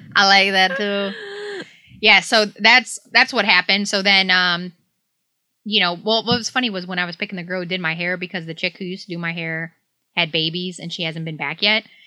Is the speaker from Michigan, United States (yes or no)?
yes; Detroit, Michigan, United States; moved away; I grew up in Southeast Michigan, like Detroit area